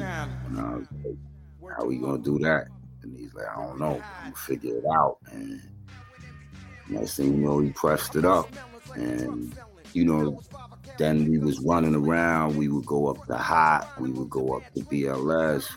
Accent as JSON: {"language": "English", "town": "New York City", "region": "New York", "country": "United States", "tie": "born or raised there", "also_born_or_lived": "Bayside, Queens", "said": "I was born in Flushing and raised there for the most part, and then I ended up um moving to Bayside when I was in my teenage."}